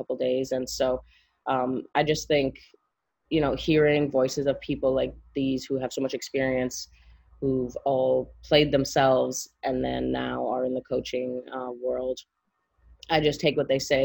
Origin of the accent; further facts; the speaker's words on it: Montreal, Quebec, Canada; moved away; I'm from Montreal.